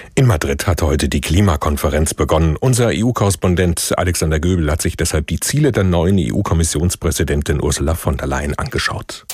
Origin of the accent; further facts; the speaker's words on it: Germany; bei uns in Deutschland